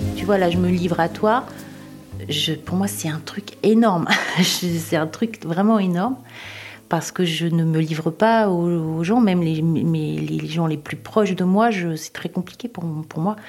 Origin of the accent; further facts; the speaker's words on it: Tours, Centre-Val de Loire, France; J'habite à Tours. Je suis originaire de Tours.